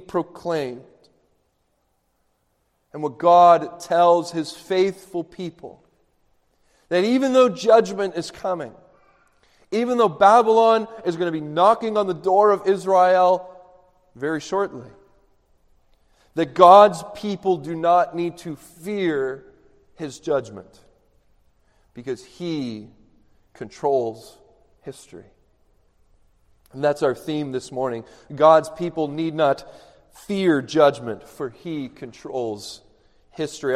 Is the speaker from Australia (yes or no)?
no; Canada; I'm Canadian